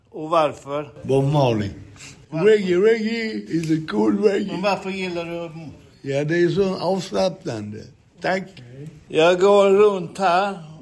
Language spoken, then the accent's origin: Swedish; Malmö, Skåne, Sweden; Jag är ju sån som gillar svensk musik så att, eh, och Malmöbo.